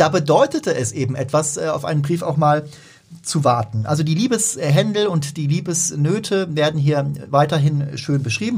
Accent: Germany; bei uns in Deutschland

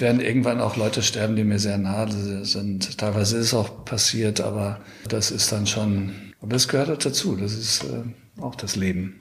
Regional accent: Ruhr area, North Rhine-Westphalia, Germany; moved away as an adult; also born or lived in Munich; Ich bin im Ruhrgebiet aufgewachsen

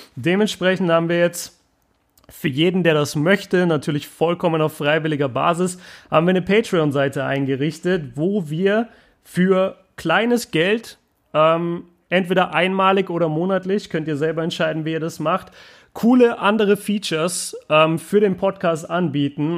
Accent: Germany; ich als Deutscher

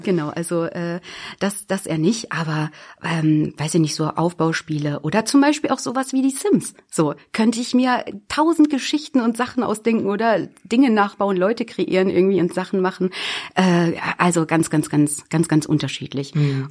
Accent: Büddenstedt, Lower Saxony, Germany; Also ich bin aus der Weltmetropole Büttenstedt, das ist hier in der Region im Landkreis Helmstedt.

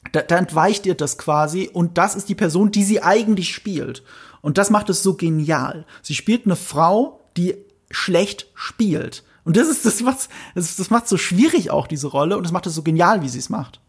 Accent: Germany; wir Deutschen

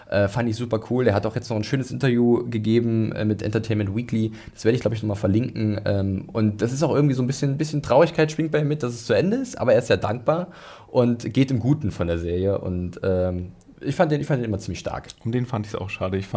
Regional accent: Northern Germany, Germany; Ich komme zwar auch aus dem Norden, aber ich bin sowas von nicht seefest.

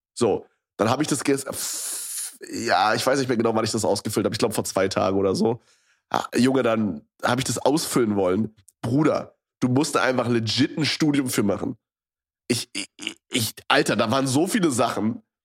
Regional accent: Berlin area, Germany; ich hier schon mein komplettes Leben lebe quasi. Also ich meine, ich habe nicht schon immer in Berlin direkt drin gewohnt

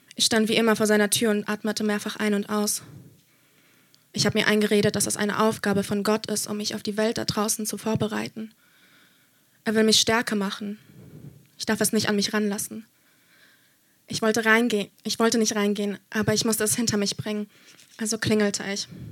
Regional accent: Germany; ich bin in Deutschland aufgewachsen, aber meine Familie kommt aus Polen

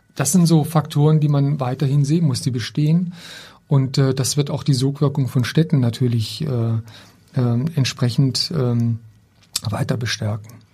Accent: Black Forest, Baden-Württemberg, Germany; moved away; meiner Heimatstadt. Ich komme ja aus einem kleinen Ort im Schwarzwald

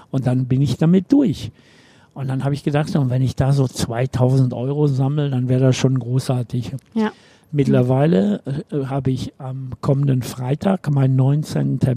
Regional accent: Bochum, North Rhine-Westphalia, Germany; Einmal bin ich in Nordrhein-Westfalen geboren, einmal bin ich ein Kind des Ruhrgebiets, einmal bin ich gebürtiger Bochumer. Ich habe immer in Bochum gelebt.

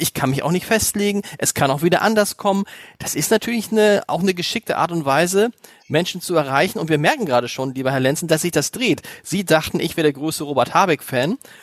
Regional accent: Germany; uns denn da hier als Deutsche

